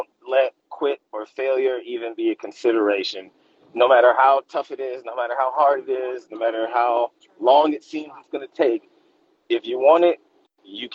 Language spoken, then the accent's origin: English; Los Angeles, California, United States; I'm born and raised in Los Angeles